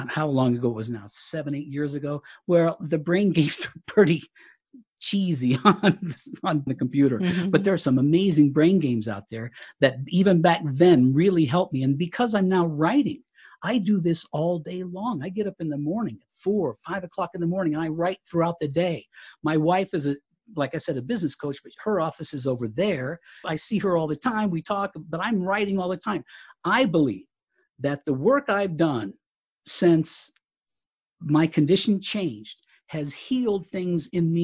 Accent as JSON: {"language": "English", "region": "Southern Colorado", "country": "United States", "tie": "born or raised there", "moved": "as an adult", "lives_now": "Fort Collins, United States", "said": "We were in Southern Colorado at my hometown, and we've actually moved to Northern Colorado. We're in Fort Collins"}